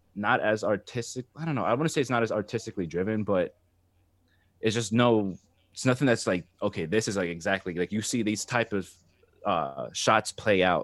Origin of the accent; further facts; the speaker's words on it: New Jersey, United States; moved away as an adult; now in Seattle, United States; I'm from Jersey, so I was, I grew up on, like, New York rap and hip-hop